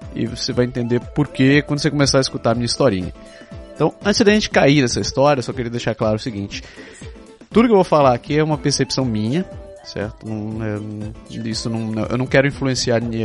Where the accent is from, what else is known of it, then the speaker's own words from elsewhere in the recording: Belém, Pará, Brazil; first language Japanese; moved away as an adult; now in Quebec, Canada; Eu nasci no Brasil, mais especificamente em Belém do Pará